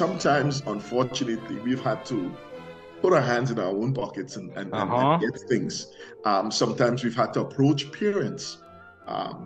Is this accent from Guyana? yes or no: yes; Guyana; moved away; I came from Guyana. And in Guyana, we are resourceful people